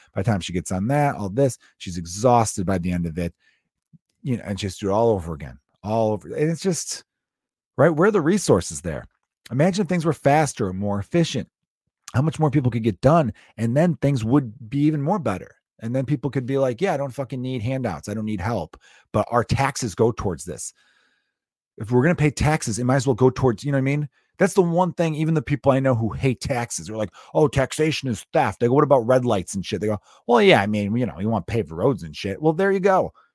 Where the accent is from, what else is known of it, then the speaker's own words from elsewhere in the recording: United States; As an American